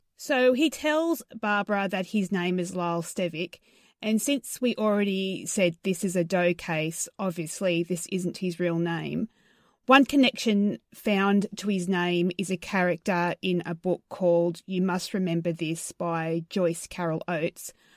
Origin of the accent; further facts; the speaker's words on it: Australia; accent: Australian; I sound very Australian.